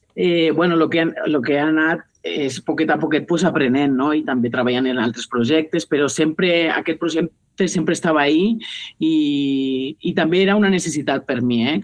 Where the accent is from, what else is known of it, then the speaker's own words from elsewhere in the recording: Benicarló, Valencian Community, Spain; la musical Ciutat de Benicarló, que és el meu poble